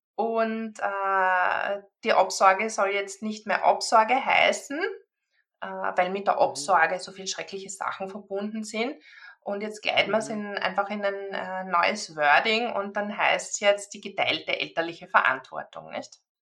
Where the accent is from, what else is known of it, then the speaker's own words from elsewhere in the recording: Austria; bei uns in Österreich